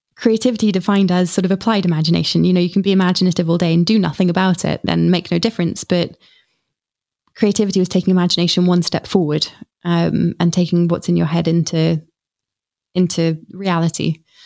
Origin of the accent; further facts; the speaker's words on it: Stratford-upon-Avon, West Midlands, United Kingdom; also born or lived in Snitterfield; I grew up in Stratford upon Avon